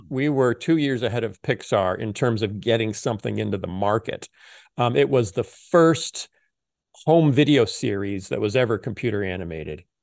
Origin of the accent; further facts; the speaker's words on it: Muscatine, Iowa, United States; I was born in Muscatine, Iowa, at the Muscatine General Hospital.